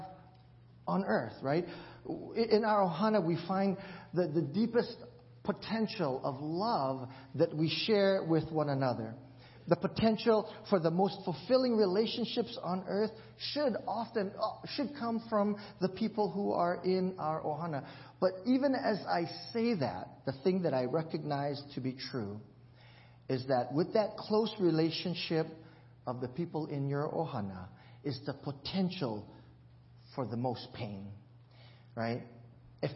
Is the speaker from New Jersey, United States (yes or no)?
no; Hawaii, United States; I grew up in Hawaii